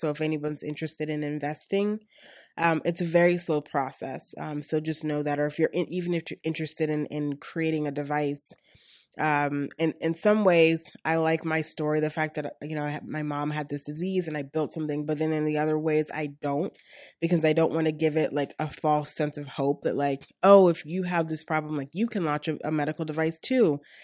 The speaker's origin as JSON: {"language": "English", "town": "Baltimore", "region": "Maryland", "country": "United States", "also_born_or_lived": "Atlanta", "moved": "as an adult", "lives_now": "Pittsburgh, United States", "said": "I'm originally from Baltimore, and most of my family resides still in Baltimore."}